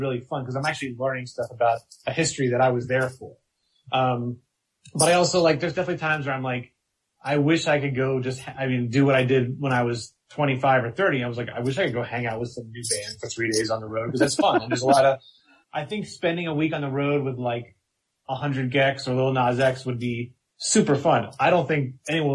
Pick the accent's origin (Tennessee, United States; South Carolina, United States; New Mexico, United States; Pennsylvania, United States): Pennsylvania, United States; outside of Philadelphia; I grew up outside of Philadelphia